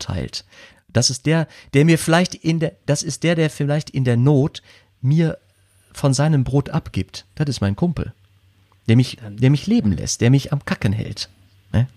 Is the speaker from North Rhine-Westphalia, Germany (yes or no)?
yes; edge of the Ruhr area, North Rhine-Westphalia, Germany; am Rande des Ruhrgebiets groß geworden